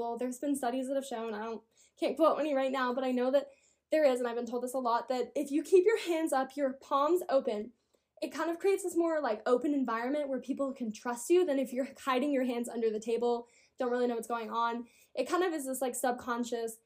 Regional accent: Colorado, United States; I'm from Colorado. I'm from the mountains

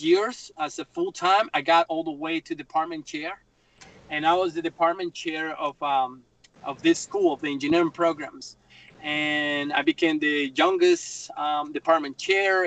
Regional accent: Bogotá, Colombia; English is a second language; moved away as an adult; also born or lived in Myrtle Beach, South Carolina; now in South Carolina, United States; I grew up in Bogotá. It's a big city like New York

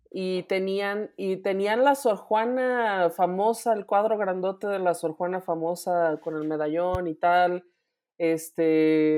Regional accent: Mexico; como mexicanos

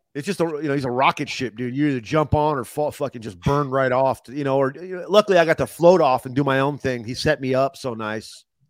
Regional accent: Los Angeles, California, United States; also born or lived in Ohio; now in Arizona, United States; I'm from Los Angeles

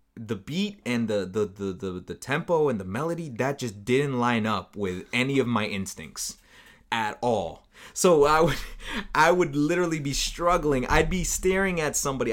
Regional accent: United States; I'm from the United States

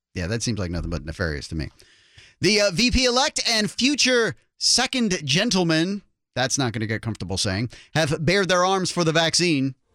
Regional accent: the East Coast, Northeast, United States; now in Claremont, United States; I'm from the East Coast in the Northeast

